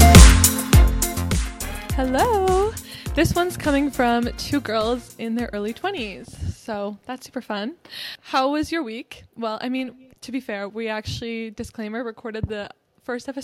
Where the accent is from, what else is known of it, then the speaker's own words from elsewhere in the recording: near Toronto, Ontario, Canada; I grew up, like, near it